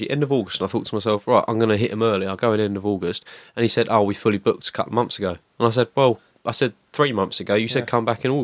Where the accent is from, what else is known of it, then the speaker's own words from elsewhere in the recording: Rayleigh, East of England, United Kingdom; I live in Rayleigh. I, have grew up in Rayleigh.